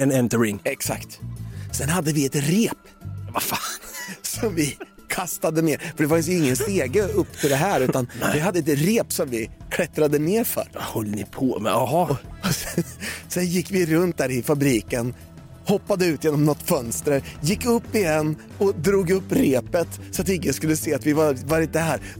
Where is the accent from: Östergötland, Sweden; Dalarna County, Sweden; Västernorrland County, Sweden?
Östergötland, Sweden; Valdemarsvik; also born or lived in Norrköping; vi är från Valdemarsvik